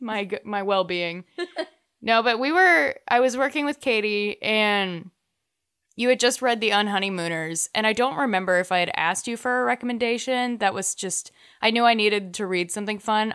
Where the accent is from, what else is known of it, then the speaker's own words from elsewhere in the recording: North Texas, United States; growing up in North Texas